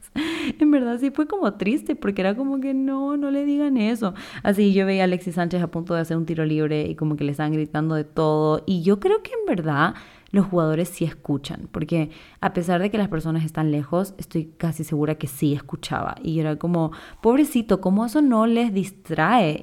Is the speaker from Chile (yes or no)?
yes; Chile; also born or lived in Quito, Ecuador / Guayaquil, Ecuador; now in Ecuador; yo soy chilena, pero vivo en Ecuador hace ya como 15 años